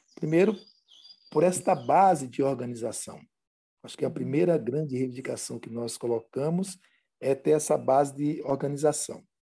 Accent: Pernambuco, Brazil; Eu sou do estado de Pernambuco

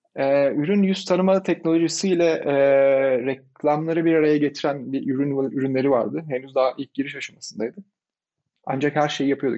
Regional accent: Izmir, Turkey; moved away as an adult; ben İzmirliyim. İzmir'de doğdum, büyüdüm.

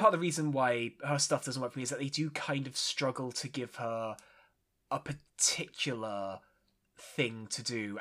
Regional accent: United Kingdom; as a Brit, where we don't really have diners. We have caffs

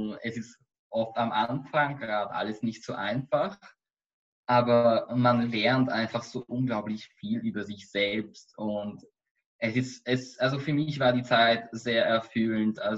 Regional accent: Austria; warum ich als Österreicher überhaupt in einem jüdischen Holocaust-Museum arbeite.

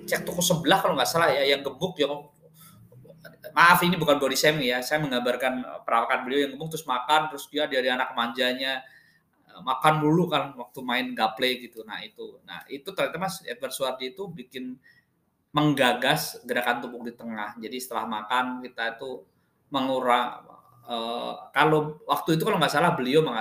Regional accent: Wonogiri, Central Java, Indonesia; now in Jakarta, Indonesia; kemarin saya pulang kampung, terus saya pulang kampung balik ke Jakarta itu saya naik kereta. Nah, dari kampung saya di Wonogiri ke Madiun itu sekitar satu jam

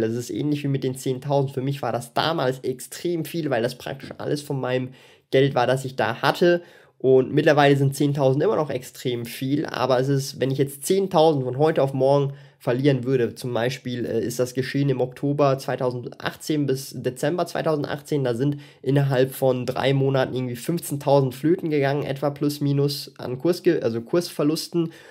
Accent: Switzerland; ich bin Schweizer

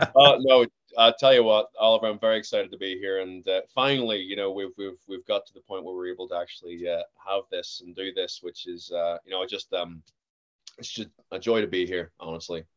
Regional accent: Belfast, Northern Ireland, United Kingdom; accent: generic Northern Irish; I'm from Belfast, uh, well, in and about Belfast.

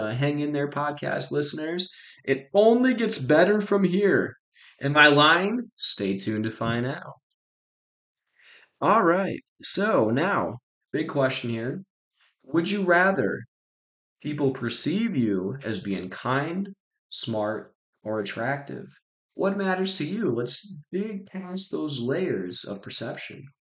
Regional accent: Wagner, South Dakota, United States; I'm from Wagner

